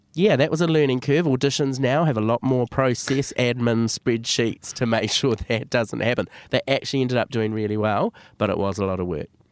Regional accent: Auckland, New Zealand; Born and bred in Auckland, grew up in most of my life in West Auckland

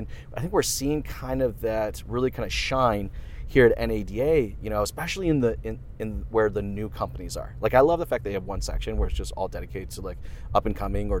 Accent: Canada; Being two Canadian boys

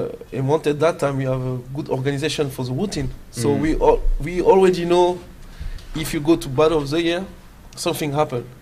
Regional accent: Paris, Île-de-France, France; also born or lived in Belgium; from Paris, but I'm born in Belgium. I grew up in Paris in a neighborhood name is Noisy-le-Grand, Torcy.

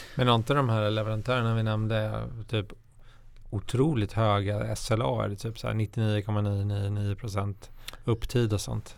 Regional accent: Stockholm, Stockholm County, Sweden; jag är ju stockholmare

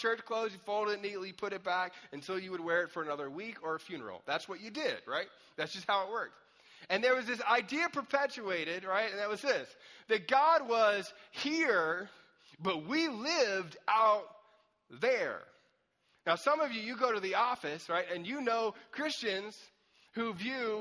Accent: Anderson, South Carolina, United States; I grew up in Anderson, South Carolina for a long time, which is like deep south

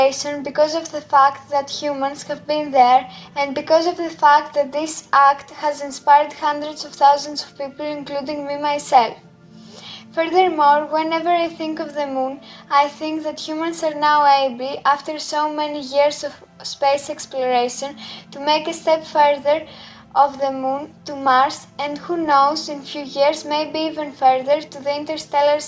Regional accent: Greece; also born or lived in Athens; I am from Greece and I live in Athens.

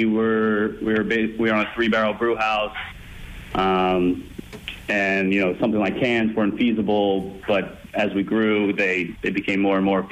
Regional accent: Bucks County, outside Philadelphia, Pennsylvania, United States; now in Boston, United States; I'm actually from PA. I grew up outside of Philadelphia in Bucks County

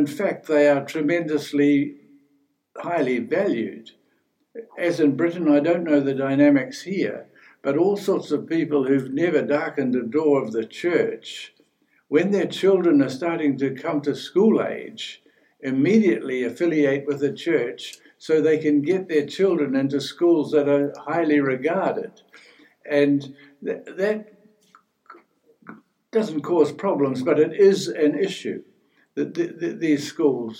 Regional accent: New Zealand; moved away as an adult; when I was growing up in New Zealand

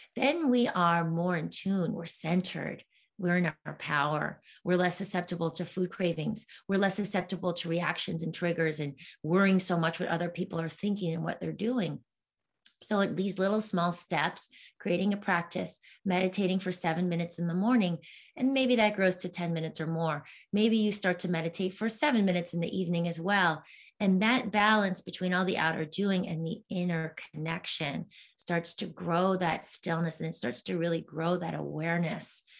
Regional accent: East Coast, United States; moved away; also born or lived in New York City; I'm from the East Coast, so I had a lot of family over there

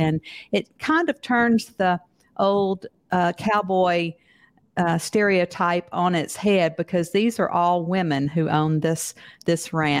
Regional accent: Mississippi, United States; accent: Southern; now in Texas, United States; I call myself a Texan with a Southern accent because I grew up in Mississippi to be buried in Texas. And when I moved to Texas

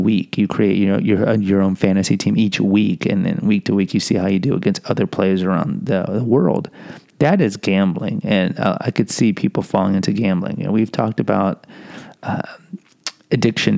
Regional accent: Houston, Texas, United States; I am from Houston

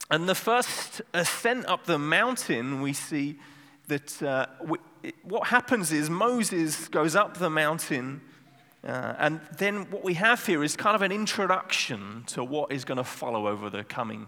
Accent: England, United Kingdom; now in Netherlands; I'm from England

